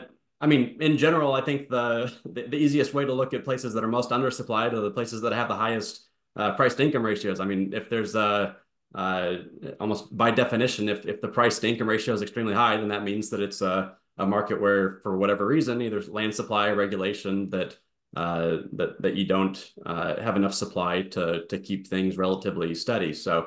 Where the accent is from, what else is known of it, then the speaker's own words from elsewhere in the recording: Connecticut, United States; You talk about Connecticut, my home state.